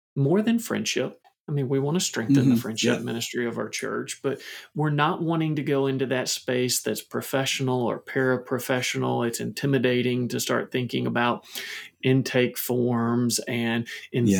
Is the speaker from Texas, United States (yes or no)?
no; Kentucky, United States; I'm from Kentucky. So I'm going to do that thing where I use a little Kentucky grammar